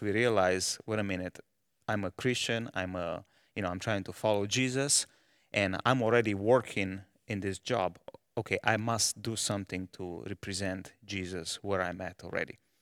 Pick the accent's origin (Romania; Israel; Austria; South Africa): Romania; moved away as an adult; now in Malawi; I was born in, uh, Romania